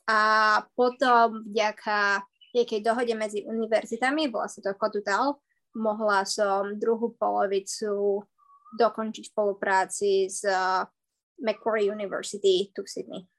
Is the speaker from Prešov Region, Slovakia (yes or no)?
yes; Poprad, Prešov Region, Slovakia; moved away as an adult; also born or lived in Canada; now in Australia; A ja som z Popradu. Z Popradu.